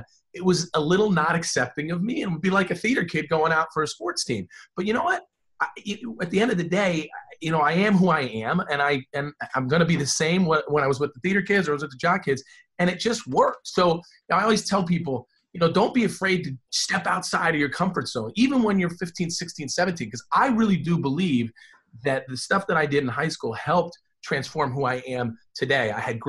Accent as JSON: {"language": "English", "region": "New Jersey", "country": "United States", "tie": "born or raised there", "also_born_or_lived": "Columbus, Ohio", "said": "So while I have clear Ohio roots, and I don't hide from that because I got a lot of family out there, you know, I was really raised in the great state of New Jersey. Right down by the shore."}